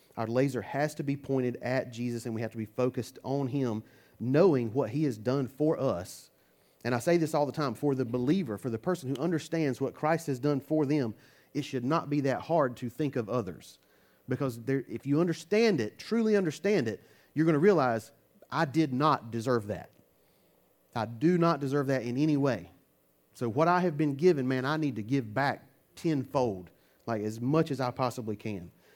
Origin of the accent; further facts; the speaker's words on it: United States; I'm American